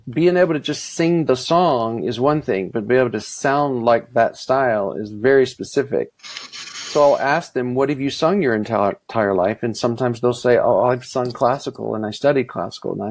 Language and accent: English; Mississippi, United States; I, I grew up in the South, but I didn't sing country music at all growing up. You know, in Mississippi, you would think that's that's all we heard